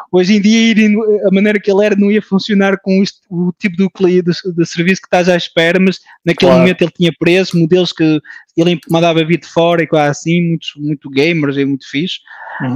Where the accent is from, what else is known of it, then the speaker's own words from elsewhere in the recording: France; moved away as an adult; now in Portugal; Nasci em França, de pais portugueses, um, ah, uma família de imigrantes